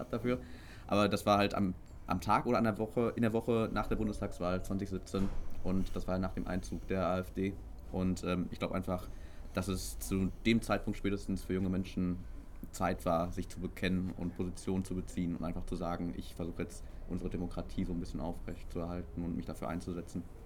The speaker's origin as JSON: {"language": "German", "town": "Herne", "region": "North Rhine-Westphalia", "country": "Germany", "tie": "born or raised there", "lives_now": "Castrop-Rauxel, Germany", "said": "ich bin ja eigentlich in Herne aufgewachsen bis zu meinem 15. Lebensjahr und erst dann sind wir übergesiedelt"}